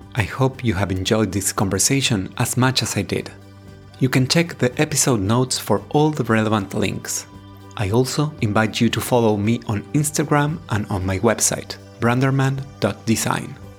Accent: Argentina; I am from Argentina.

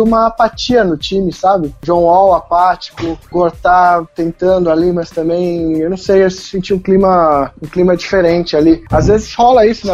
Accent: Brazil; sendo brasileiro

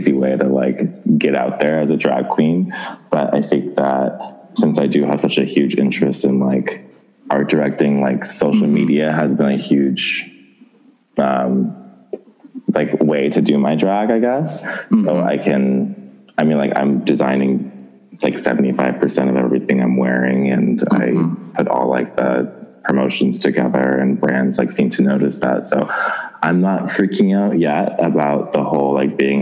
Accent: Southern California, United States; I'm from California, Southern California, born and raised

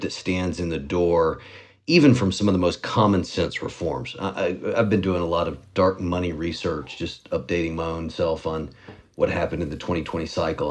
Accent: Tennessee, United States; my home state of Tennessee

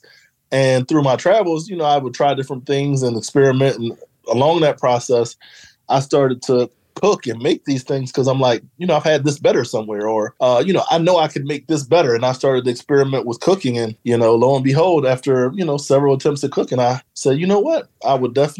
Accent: Philadelphia, Pennsylvania, United States; moved away as an adult; also born or lived in Maryland / Washington, D.C. / Los Angeles; So originally, I'm from Philadelphia. So I grew up in West Philly, native of Philadelphia

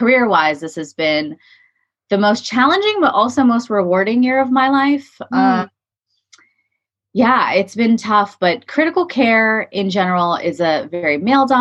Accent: California, United States; I was born and raised in California

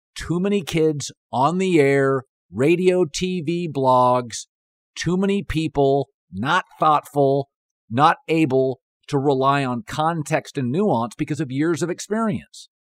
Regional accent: Seattle, Washington, United States; moved away; I grew up in Seattle

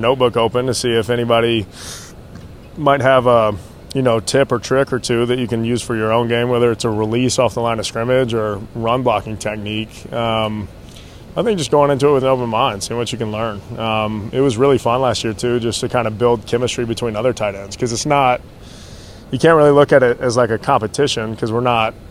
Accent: Nashville, Tennessee, United States; moved away as an adult; also born or lived in Center Hill Lake, Tennessee / Oxford, Mississippi; going to school at Ole Miss, growing up in Nashville

